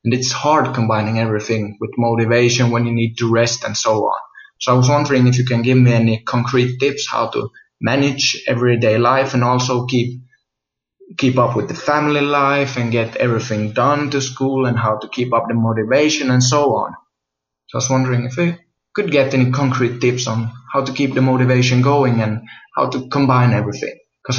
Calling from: Finland; I'm recording this from Finland.

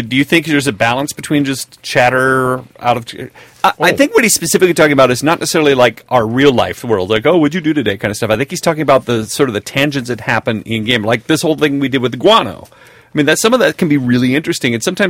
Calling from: Sweden; I'm writing from Sweden to tell you of a gaming horror story. Now, Sweden is a great place to live in many ways.

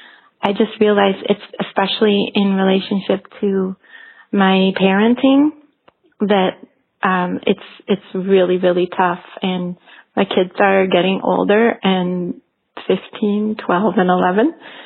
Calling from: Switzerland; I'm calling from Switzerland.

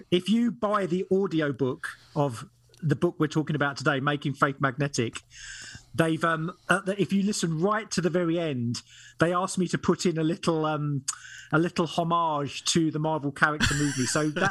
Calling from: Gateshead, North East England, United Kingdom; also born or lived in London; I am calling from Gateshead, which is about 2.5 hours north of London. So I'm at the top of England. We've moved from London, so that's where I'm speaking to you from today.

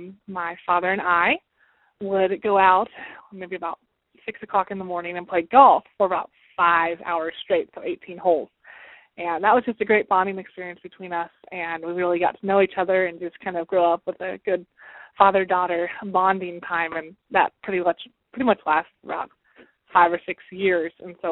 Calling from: Shawnee, Kansas, United States; I'm calling from Shawnee, Kansas.

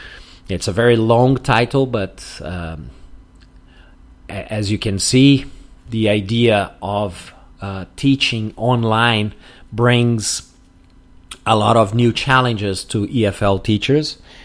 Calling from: Porto Alegre, Rio Grande do Sul, Brazil

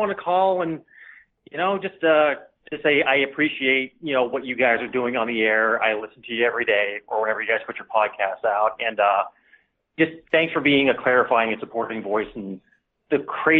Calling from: Oregon, United States; from Oregon.

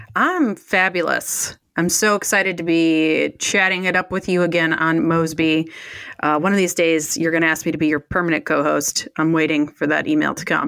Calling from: Detroit, Michigan, United States; I'm calling in from Detroit, Michigan.

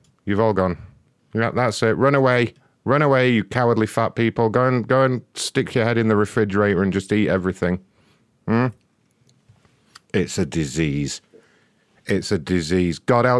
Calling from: Wisconsin, United States

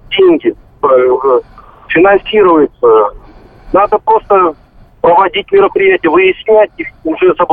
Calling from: Rostov-on-Don, Rostov Oblast, Russia; Я звоню из Ростова-на-Дону.

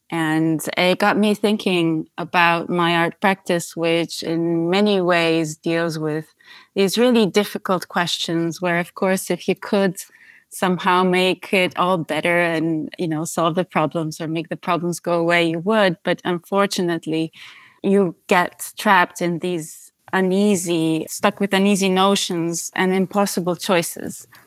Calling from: Amsterdam, North Holland, Netherlands; Hi, yes, I'm phoning in from Amsterdam.

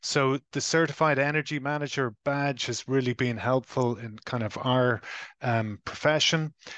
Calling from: Ireland; I am dialing in from the Republic of Ireland on the other side of the Atlantic

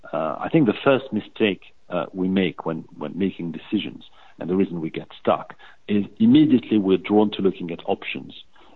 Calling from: London, United Kingdom; I'm calling from London

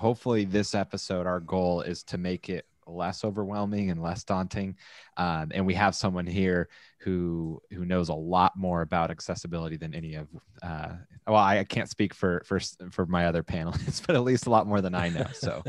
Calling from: San Clemente, California, United States; I'm broadcasting from San Clemente, California.

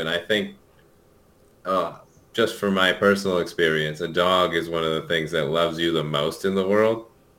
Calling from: Santa Monica, California, United States; So I'm calling in from my home in Santa Monica, California.

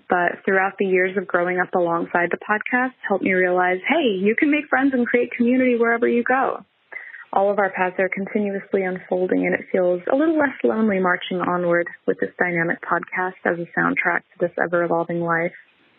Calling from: Cologne, North Rhine-Westphalia, Germany; I'm calling in from Cologne, Germany. I am 33 now.

